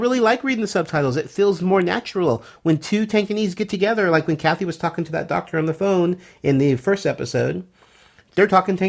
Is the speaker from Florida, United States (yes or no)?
no; Southern California, United States; both Michael and I were born and raised in Southern California, and we have a huge Spanish influence, or Mexican influence.